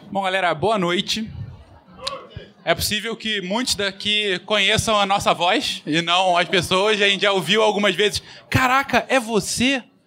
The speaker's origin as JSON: {"language": "Portuguese", "region": "São Paulo", "country": "Brazil", "said": "nós quatro somos aqui de São Paulo"}